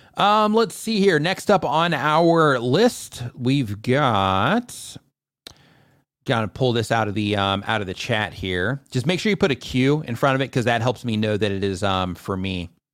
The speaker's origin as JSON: {"language": "English", "country": "United States", "moved": "yes", "said": "I'm an American."}